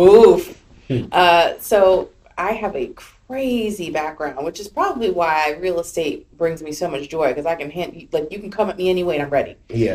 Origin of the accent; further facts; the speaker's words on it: the South, United States; Actually, no, because I'm from the South